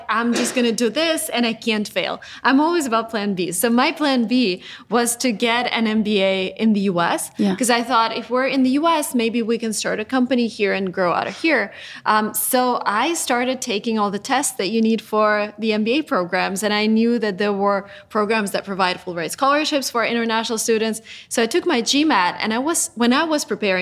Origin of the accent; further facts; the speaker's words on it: Russia; I'm originally from Russia